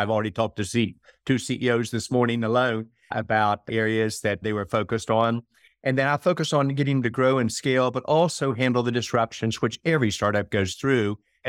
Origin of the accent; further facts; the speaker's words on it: West Virginia, United States; And then in my home state of West Virginia, about a startup state.